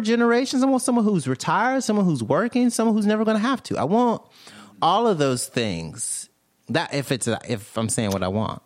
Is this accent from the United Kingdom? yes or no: no; Mississippi, United States; moved away as an adult; also born or lived in Alabama / Tampa; now in New York, United States; I'm from Mississippi originally.